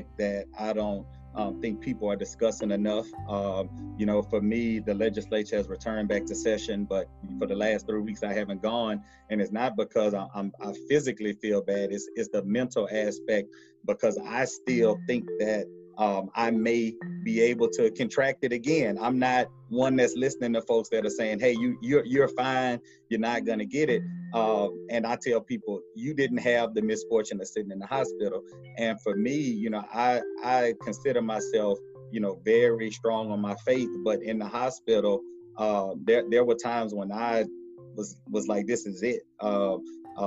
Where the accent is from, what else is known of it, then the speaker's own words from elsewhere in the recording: Baton Rouge, Louisiana, United States; I'm from Baton Rouge, I still live here